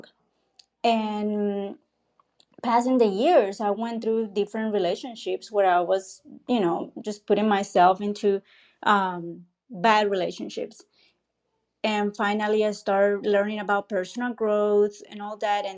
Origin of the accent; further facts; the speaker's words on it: Colombia; I'm from Colombia